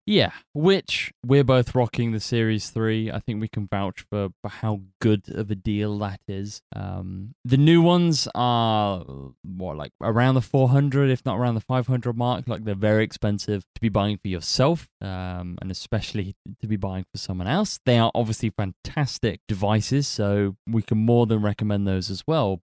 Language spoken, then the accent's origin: English; United Kingdom; we are British